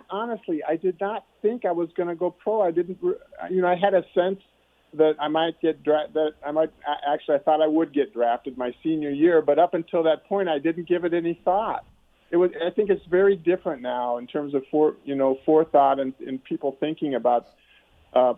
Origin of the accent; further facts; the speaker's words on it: Omaha, Nebraska, United States; I grew up in Omaha, a suburb of Omaha, actually, but in Nebraska